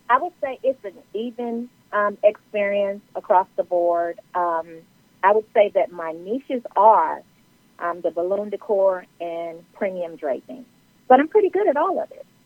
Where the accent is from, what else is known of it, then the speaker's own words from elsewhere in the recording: Los Angeles, California, United States; now in Atlanta, United States; I'm originally from Los Angeles, California, and I reside in Atlanta, Georgia